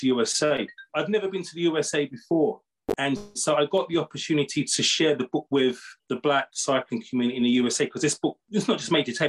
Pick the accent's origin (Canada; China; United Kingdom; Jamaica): United Kingdom; I'm from Great Britain